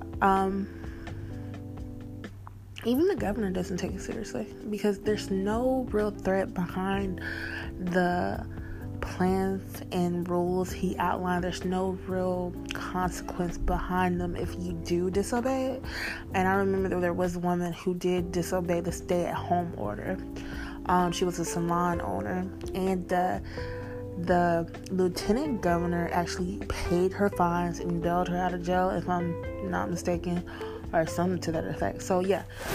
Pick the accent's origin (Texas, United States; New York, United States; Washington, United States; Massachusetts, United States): Texas, United States; I am from Texas